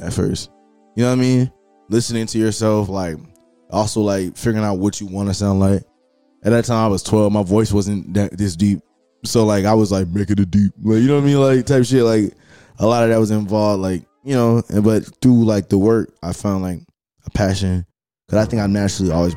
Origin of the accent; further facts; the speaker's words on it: Atlanta, Georgia, United States; I grew up in the Atlanta, metro Atlanta area